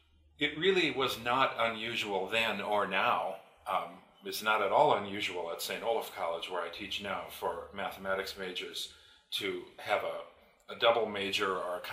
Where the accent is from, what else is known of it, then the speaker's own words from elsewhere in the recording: India; moved away as an adult; that's why I and my brother and sister were all born and raised in India. So we went through through grade school and high school in India, and then came back to the United States to go to college or university.